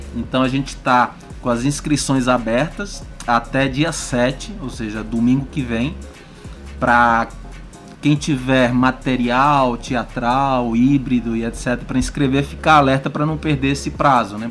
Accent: Balsas, Maranhão, Brazil; eu sou de Balsas

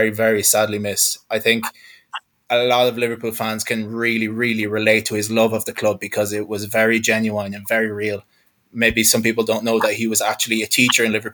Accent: Galway, Connacht, Ireland; I'm from Galway in the west coast of Ireland.

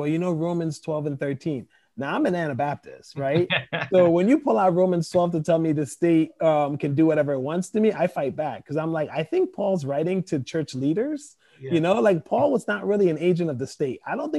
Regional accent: Côte d’Ivoire; English is a second language; moved away; I was coming from Ivory Coast, which is a French speaking country, you know?

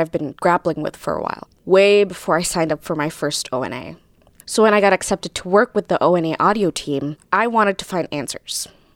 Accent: Jakarta, Indonesia; moved away as an adult; now in United States; I was born and raised in Jakarta, the capital city of Indonesia, and I moved to the U.S. 5 years ago for college

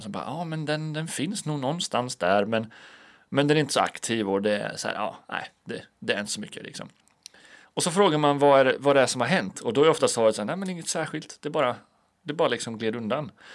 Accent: Alunda, Uppsala County, Sweden; now in Linköping, Sweden; hemma i Alunda där jag kommer ifrån

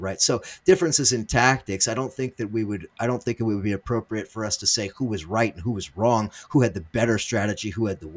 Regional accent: United States; as an American living in the 21st century

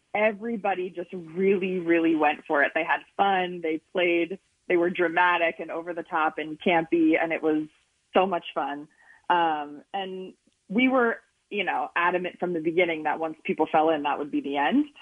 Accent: Boyertown, Pennsylvania, United States; now in Los Angeles, United States; I'm from Boyertown

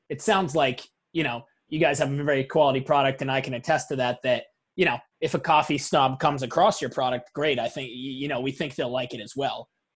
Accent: Portland, Maine, United States; We're from Portland, Maine

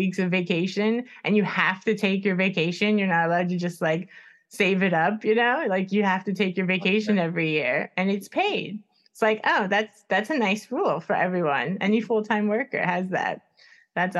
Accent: United States; moved away as an adult; also born or lived in Stockholm, Sweden; now in Sweden; I am American

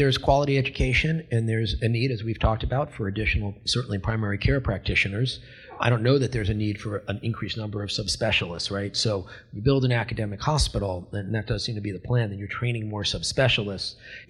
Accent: Florida, United States; I come from South Florida.

